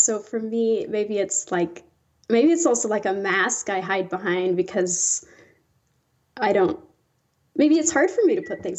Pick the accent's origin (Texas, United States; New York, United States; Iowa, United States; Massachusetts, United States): Iowa, United States; I did, yeah.